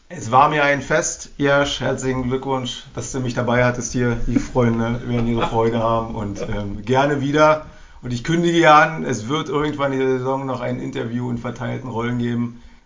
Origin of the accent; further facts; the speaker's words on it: Berlin, Germany; Als Berliner, muss ich sagen, als Ossi